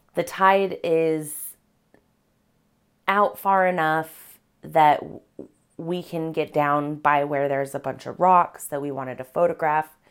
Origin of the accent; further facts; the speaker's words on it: Colorado, United States; moved away as an adult; now in Washington, United States; Being from Colorado